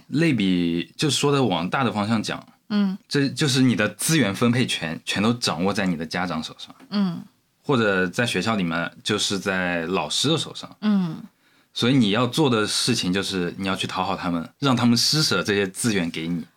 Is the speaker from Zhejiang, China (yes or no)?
yes; Zhejiang, China; moved away as an adult; also born or lived in Chongqing; 我刚上大学那会儿嗯。有，我就感觉因为我是嗯。浙江人嘛嗯。然后我跑到重庆，就是重庆在我们浙江人的固有印象里面应该是是应该挺穷挺落后的